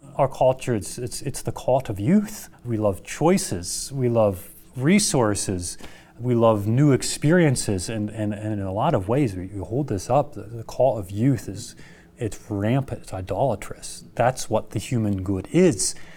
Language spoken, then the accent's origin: English; United States; as an American culture